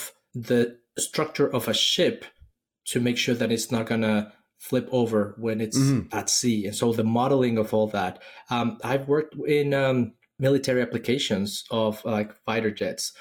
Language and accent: English; Mexico City, Mexico; moved away as an adult; also born or lived in Silicon Valley; now in Austin, United States; I'm originally from Mexico City. I studied electronics engineering in school